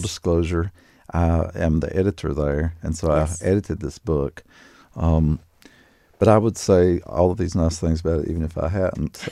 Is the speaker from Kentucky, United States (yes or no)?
yes; Laurel Lake, Kentucky, United States; I grew up very near Laurel Lake